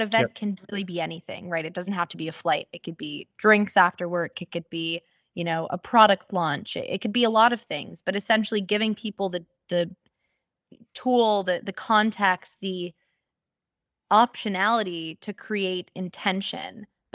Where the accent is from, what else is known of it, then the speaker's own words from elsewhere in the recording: New York, United States; And so growing up in America and in New York, of all places, where it's like a cultural melting pot, I saw all types of people.